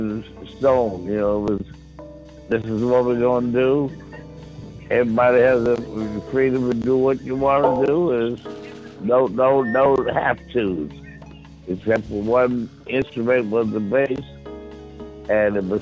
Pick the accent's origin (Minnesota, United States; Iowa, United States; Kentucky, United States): Kentucky, United States; I'm from Kentucky